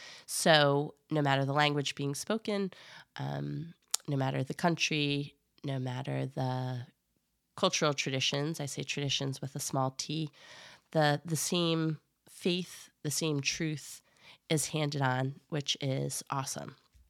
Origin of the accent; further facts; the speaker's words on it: East Coast, United States; also born or lived in Oregon; I was born in Oregon. We moved to the East Coast shortly after that.